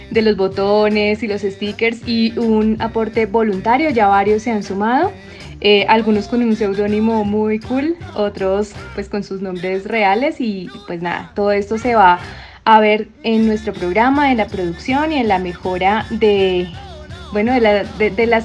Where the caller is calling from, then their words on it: Mexico; Les mando un pinche besote desde México y nos vemos pronto, cabrones.